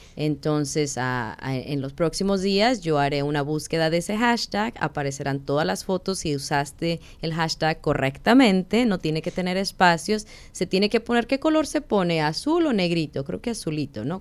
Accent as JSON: {"language": "Spanish", "town": "Guadalajara", "region": "Jalisco", "country": "Mexico", "moved": "as an adult", "lives_now": "Arizona, United States", "said": "somos de Guadalajara, estamos en Arizona. La mayoría de mexicanos aquí son del norte y hablamos diferente"}